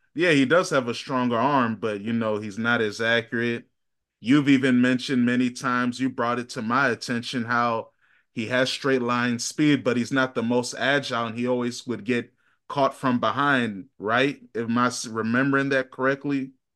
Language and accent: English; Virginia, United States; I'm from Virginia